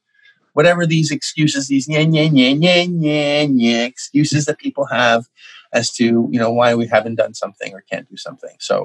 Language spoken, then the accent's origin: English; Canada; I'm Canadian